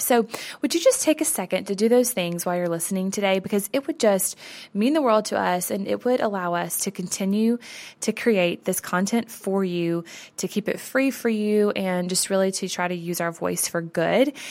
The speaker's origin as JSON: {"language": "English", "region": "the South", "country": "United States", "tie": "born or raised there", "said": "I grew up in the South as a girl"}